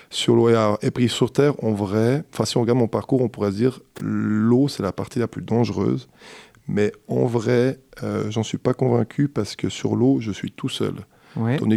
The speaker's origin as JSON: {"language": "French", "country": "Switzerland", "said": "parce que quand euh, on est suisse"}